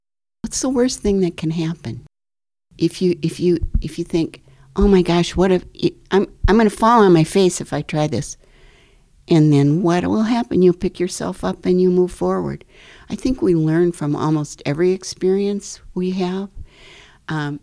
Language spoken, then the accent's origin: English; Midwest, United States; I grew up in the Midwest in a very middle class surroundings